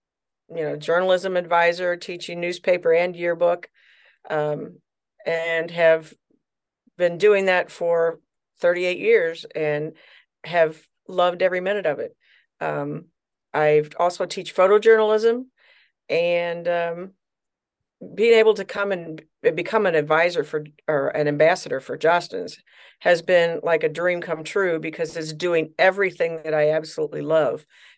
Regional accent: Troy, Missouri, United States; I'm actually from St. Louis, Missouri. Well, actually, a little town outside of St. Louis, Missouri, Troy, Missouri.

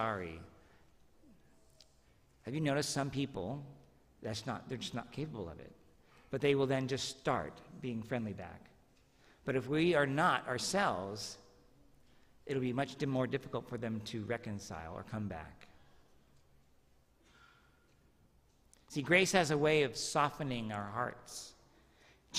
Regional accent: Medford, Oregon, United States; When I was a third grader, I was walking home from Jefferson Elementary in Medford

